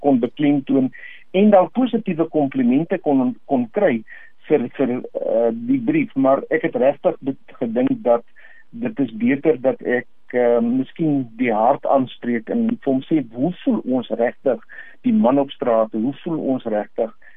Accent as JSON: {"language": "Afrikaans", "country": "South Africa", "said": "Ons as Suid-Afrikaners"}